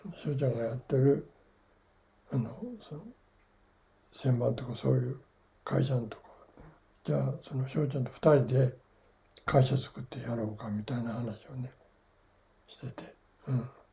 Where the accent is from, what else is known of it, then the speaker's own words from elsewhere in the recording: Fukuoka, Japan; 福岡だから生まれ育ちが